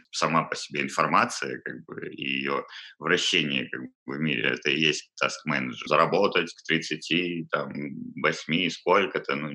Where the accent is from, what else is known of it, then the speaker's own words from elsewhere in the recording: Balaklava, Crimea, Ukraine; Да, я родом отсюда. Родился в Балаклаве